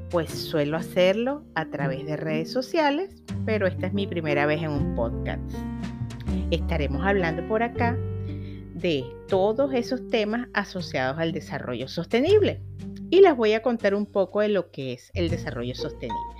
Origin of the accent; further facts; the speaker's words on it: Venezuela; now in Chile; soy una venezolana que está viviendo en Chile, una emprendedora